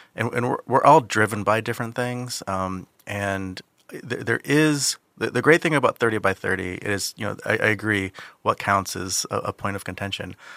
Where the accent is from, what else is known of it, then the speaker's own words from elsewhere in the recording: Saipan, Northern Mariana Islands; I'm, I'm from Saipan, uh, which, in the Northern Mariana Islands.